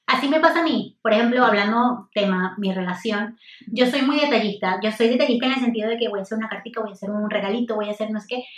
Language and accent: Spanish; Venezuela; moved away as an adult; also born or lived in United States; me fui de Venezuela a estudiar a Estados Unidos